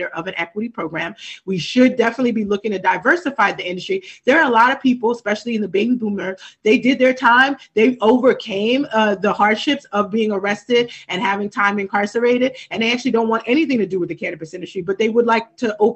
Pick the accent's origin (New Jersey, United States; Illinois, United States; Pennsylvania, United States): New Jersey, United States; Trenton; I know growing up in Trenton.